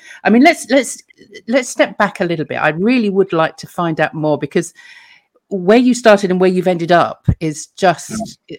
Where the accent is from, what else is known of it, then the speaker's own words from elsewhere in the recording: London, United Kingdom; I grew up in London in the 60s and the 70s